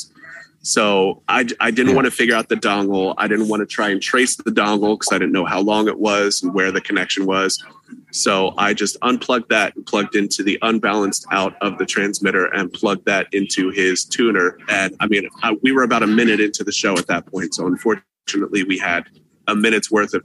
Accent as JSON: {"language": "English", "town": "Philadelphia", "region": "Pennsylvania", "country": "United States", "said": "I'm from Philadelphia"}